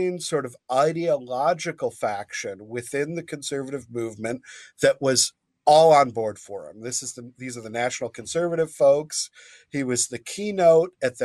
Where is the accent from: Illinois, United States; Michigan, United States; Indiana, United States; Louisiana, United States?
Michigan, United States; Grand Rapids; born and raised in Grand Rapids